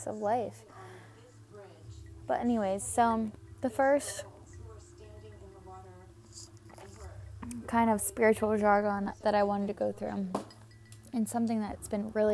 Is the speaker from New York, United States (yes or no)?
no; Havre de Grace, Maryland, United States; also born or lived in Bel Air, Maryland; originally I'm Havre Grace, Maryland